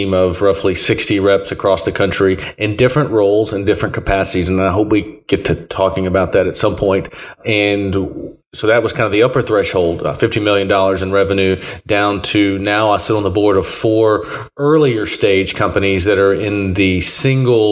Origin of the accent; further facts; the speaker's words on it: Alabama, United States; moved away as an adult; also born or lived in Tennessee; I grew up in Alabama.